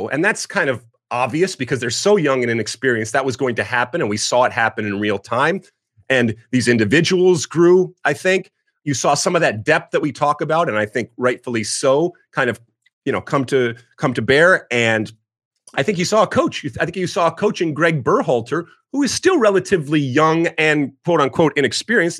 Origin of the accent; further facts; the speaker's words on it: right outside of Detroit, Michigan, United States; moved away as an adult; also born or lived in New Jersey; So I grew up in Michigan, right outside of Detroit